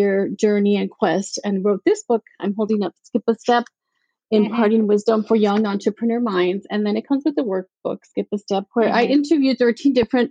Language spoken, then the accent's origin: English; El Paso, Texas, United States; moved away; I was born and raised in El Paso, Texas, a border town